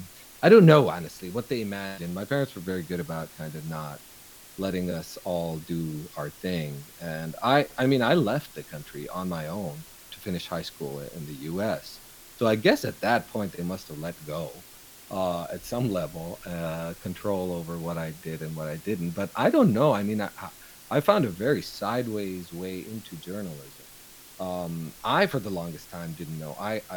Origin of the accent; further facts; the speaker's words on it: Ohio, United States; born there; So, and I was born here in Ohio, actually.